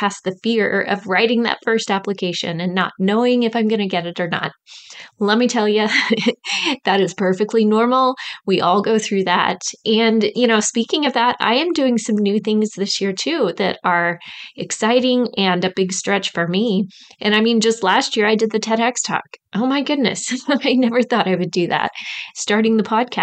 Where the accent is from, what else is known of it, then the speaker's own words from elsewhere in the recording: Midwest, United States; accent: Midwest; my Midwest accent